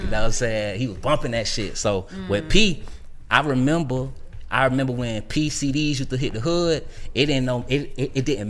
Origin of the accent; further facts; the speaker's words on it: Savannah, Georgia, United States; I'm from Savannah, so I'm going back to Savannah State